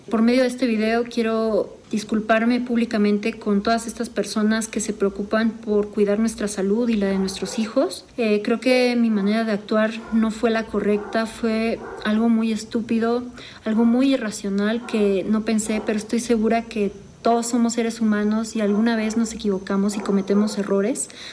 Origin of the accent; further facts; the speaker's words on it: Mexico; Yo amo México, amo mi país porque también soy mexicana